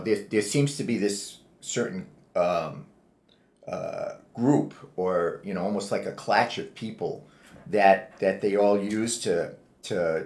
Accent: Providence, Rhode Island, United States; moved away as an adult; now in California, United States; I was born and brought up in Providence, Rhode Island

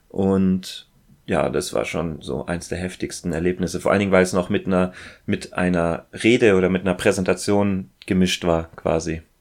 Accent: Ulm, Baden-Württemberg, Germany; Ich bin eigentlich in Ulm aufgewachsen, ja.

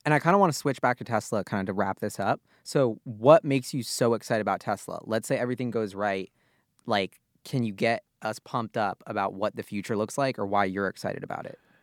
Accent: United States; as an American

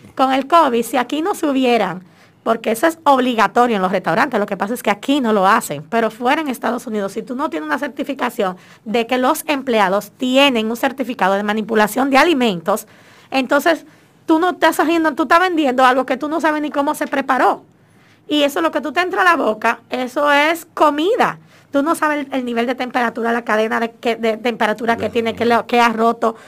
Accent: Dominican Republic; cómo somos los dominicanos

